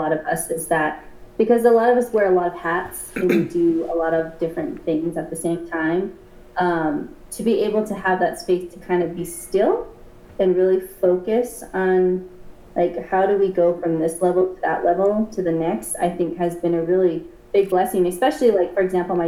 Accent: Gallup, New Mexico, United States; I was born and raised in Gallup

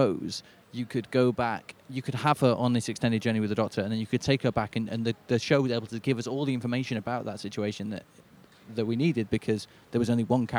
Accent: Manchester, North West England, United Kingdom; as someone from Manchester

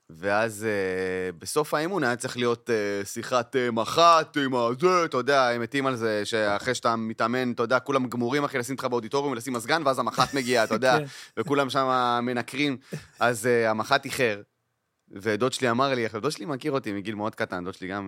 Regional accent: Kiryat Arba, West Bank, Palestine; גדלתי בקריית ארבע.

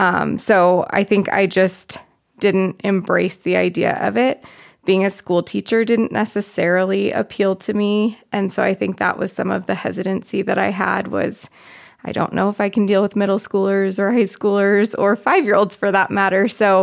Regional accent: Arizona, United States; I'm from Arizona.

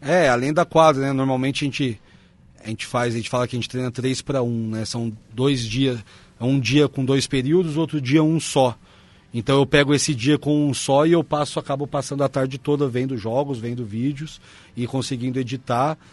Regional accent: Londrina, Paraná, Brazil; moved away as an adult; now in Caxias do Sul, Brazil; eu sou de Londrina, no Paraná

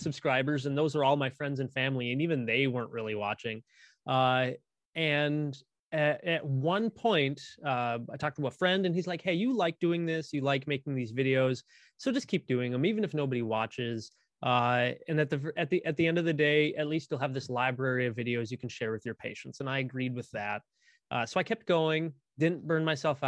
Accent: central Midwest, United States; here in my hometown, we actually have considerably one of the most famous meteorology like programs, in the central Midwest

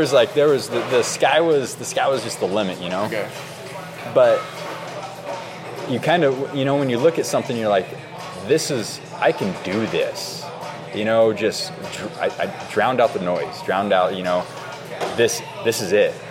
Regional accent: Oregon, United States; being born and raised in Oregon

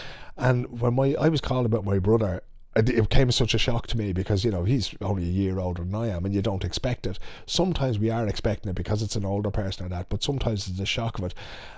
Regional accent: Ireland; now in Sweden; putting words to some of the feelings that we might have had as Irish people, as people growing up

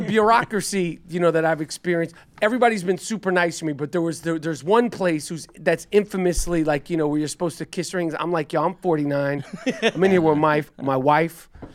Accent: New York, United States; also born or lived in Los Angeles; I'm a New Yorker

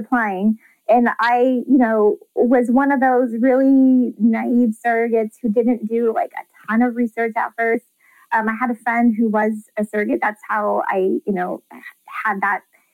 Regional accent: Fresno, California, United States; I am from Fresno, California

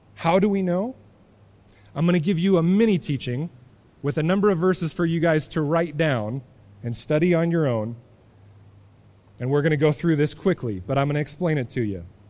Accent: United States; as American Christians

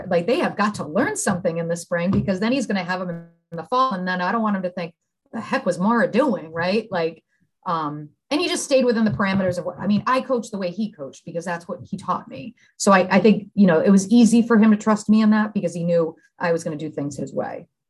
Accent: Billerica, Massachusetts, United States; I grew up outside of Boston, a little town called Billerica, Mass

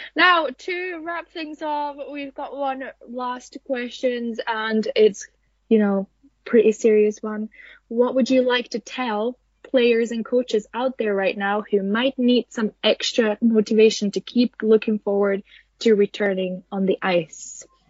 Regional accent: Finland; I'm from Finland

